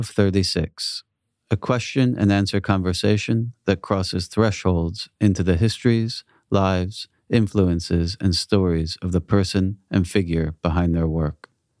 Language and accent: English; United States; now in London, United Kingdom; Being American and living in the UK